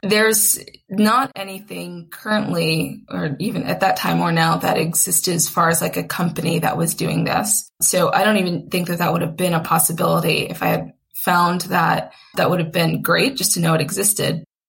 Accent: Atlanta, Georgia, United States; moved away as an adult; also born or lived in Long Island, New York / Boston; now in Philadelphia, United States; I'm originally from New York, which is where I was born on Long Island, and then grew up in Atlanta

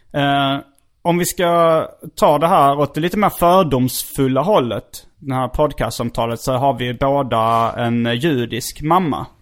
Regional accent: Hjärup, Skåne, Sweden; moved away; also born or lived in Stockholm; Hjärup. Det är min hemort

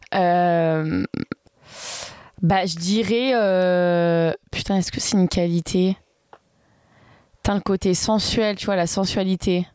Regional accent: Valence, Auvergne-Rhône-Alpes, France; also born or lived in Grasse; Je suis née à Grasse, mais j'ai pas grandi là-bas. Enfin, je suis née à... je suis à Valence, sinon dessous de Lyon

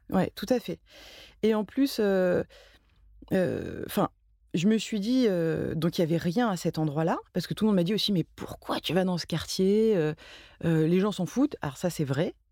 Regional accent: Marseille, Provence-Alpes-Côte d'Azur, France; moved away as an adult; now in Paris, France; j'ai grandi euh, surtout à Marseille. Mais je suis pas marseillaise parce que c'est très important de le dire pour les Marseillais.

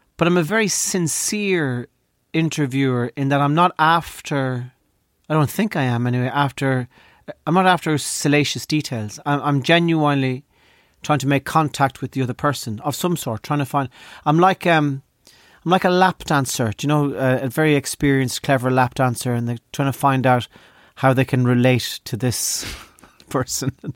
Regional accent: Ireland; Growing up in Ireland

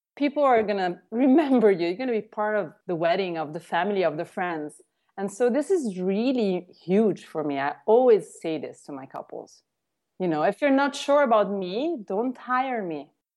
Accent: Tuscany, Italy; moved away; also born or lived in Rome; I was born in Rome, and I grew up in Tuscany

